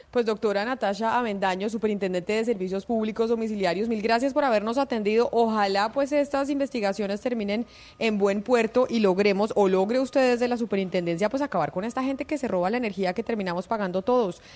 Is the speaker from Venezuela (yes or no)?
no; Colombia; como colombianos